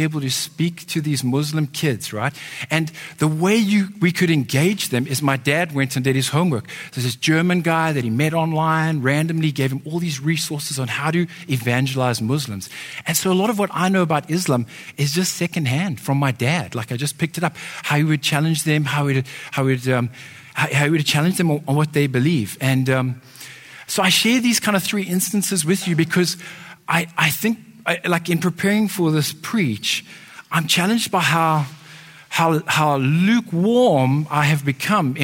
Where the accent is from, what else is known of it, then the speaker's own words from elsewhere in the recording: Johannesburg, Gauteng, South Africa; I grew up in Johannesburg, which is a big city in South Africa